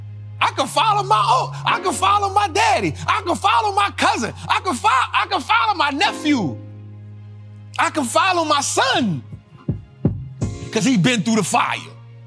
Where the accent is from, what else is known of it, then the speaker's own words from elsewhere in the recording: California, United States; And for me, you know, I came from Cali and I could have been like, man, we ain't doing Trappin' Tuesday today.